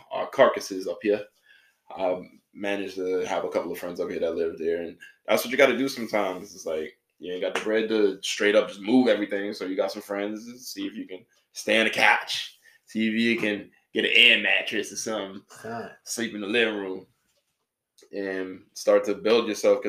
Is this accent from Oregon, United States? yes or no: no; New York City, New York, United States; moved away as an adult; also born or lived in Florida; I am from New York City, the BX, born and raised, lived there about 18 years.